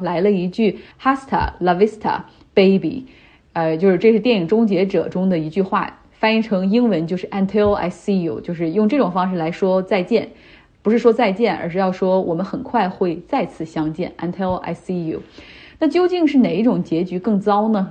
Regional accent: China; now in North America; 韩国人和我们中国人很像

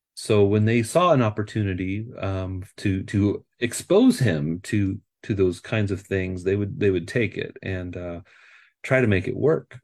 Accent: Nebraska, United States; moved away as an adult; now in California, United States; I am from the Midwest. I uh, I grew up in Nebraska

